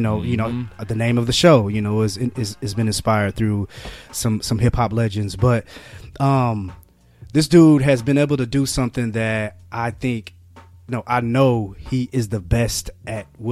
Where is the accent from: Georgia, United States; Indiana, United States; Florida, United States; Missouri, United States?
Indiana, United States; Marion; born or raised there